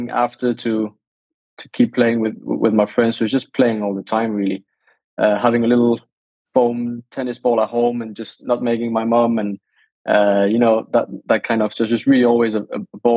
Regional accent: Monaco; first language Danish; English is a second language; also born or lived in south of France / Denmark (ancestry); I have Danish parents and I was born and raised in Monaco and surrounding areas. So south of France.

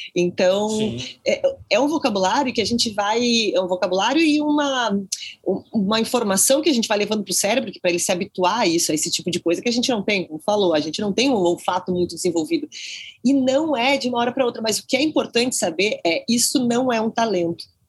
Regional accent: Porto Alegre, Rio Grande do Sul, Brazil; eu sou de Porto Alegre

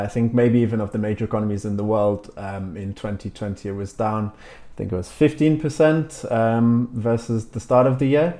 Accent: Newcastle upon Tyne, North East England, United Kingdom; moved away as an adult; also born or lived in France; now in Madrid, Spain; Newcastle, my hometown.

